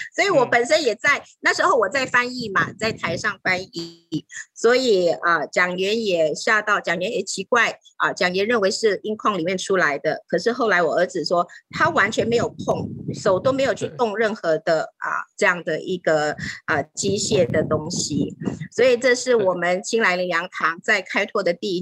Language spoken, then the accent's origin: Chinese; Taiwan; moved away as an adult; now in Thailand; 我本身应该是华人，所以虽然我在泰国出生，可是呢，在我成长的过程的当中，我没有 有在参与在泰国或者在泰国成长，我的成长当中反而是在台湾成长